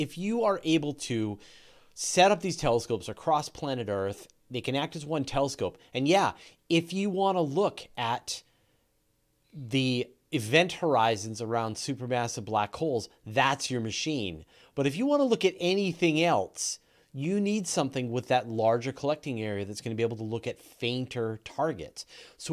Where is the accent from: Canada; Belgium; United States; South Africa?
Canada; accent: Canadian; As Canadians, a lot of people make fun of me for my Canadian accent